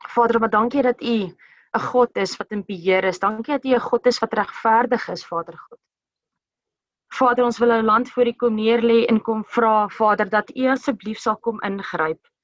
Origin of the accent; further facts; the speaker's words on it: South Africa; elkeen van ons as as Suid-Afrikaners